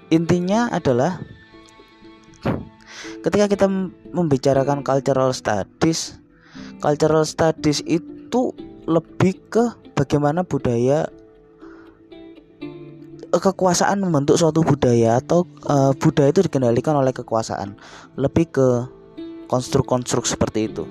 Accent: East Java, Indonesia; membawa karakter saya sebagai orang Jawa Timur ketika berinteraksi dengan masyarakat apapun, entah masyarakat di luar Jawa Timur, masyarakat Jawa Timur itu sendiri bahkan masyarakat internasional. Logat saya tidak akan pernah saya ubah

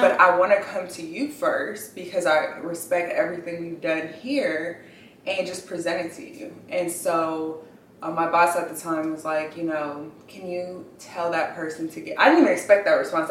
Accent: Inglewood, California, United States; I grew up in Inglewood, California

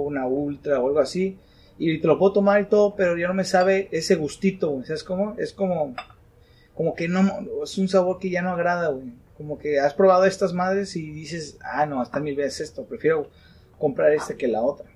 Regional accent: Tijuana, Baja California, Mexico; somos de Tijuana

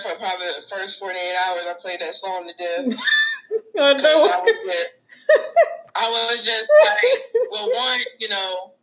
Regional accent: near Atlanta, Georgia, United States; moved away as an adult; now in Texas, United States; Growing up near Atlanta, being close to Georgia

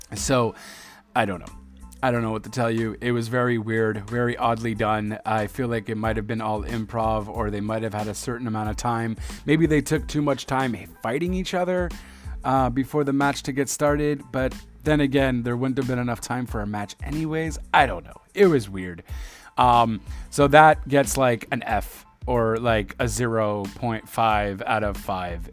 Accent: Montreal, Quebec, Canada; my hometown

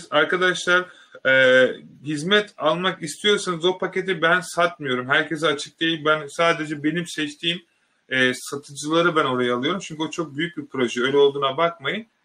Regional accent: Turkey; bakın ben bundan çok gurur duyuyorum bir Türk olarak arkadaşlar.

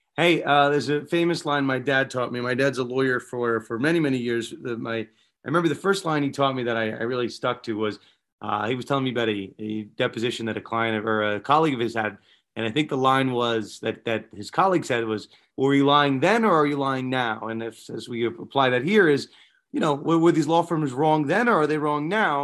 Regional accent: New York, United States; both growing up in New York

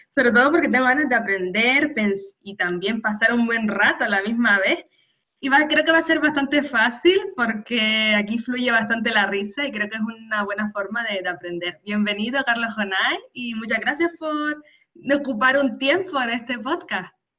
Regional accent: San Cristóbal de La Laguna, Canary Islands, Spain; nacida en Canarias

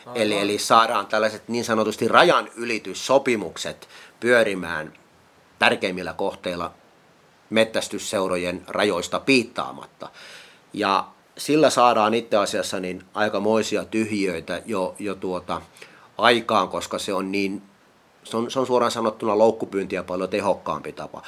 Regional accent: Kuortane, South Ostrobothnia, Finland; Mä oon itse kotoisin tuolta Kuortaneelta Etelä-Pohjanmaalta

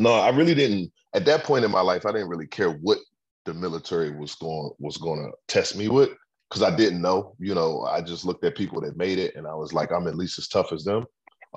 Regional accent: Forest Heights, Maryland, United States; also born or lived in Temple Hills; I grew up in Forest Heights, man, in the 90s, between Forest Heights and Temple Hills

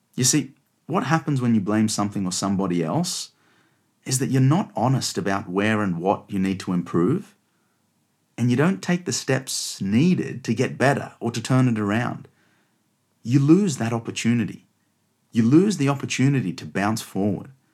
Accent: Australia; now in London, United Kingdom; you can probably tell by my accent that I was born and raised in Australia, but I'm now based out of London.

